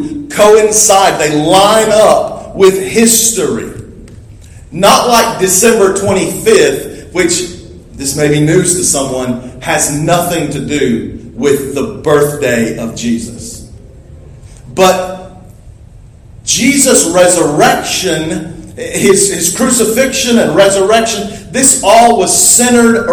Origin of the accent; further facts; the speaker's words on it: United States; I'm an American citizen, proud to be an American citizen.